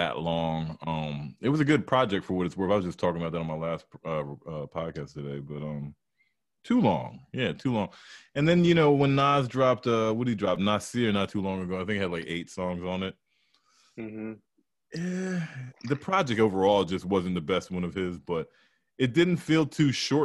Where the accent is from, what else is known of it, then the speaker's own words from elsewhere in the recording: United States; also born or lived in Atlanta, Georgia; I was born in Atlanta, Georgia, but I grew up out here, like, from 5 years up, 5 years old and up.